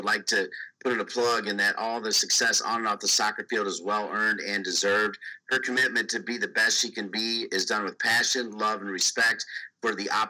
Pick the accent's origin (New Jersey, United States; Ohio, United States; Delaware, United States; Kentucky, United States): Ohio, United States; I'm also from Ohio. And as I mentioned, it's 419 area code.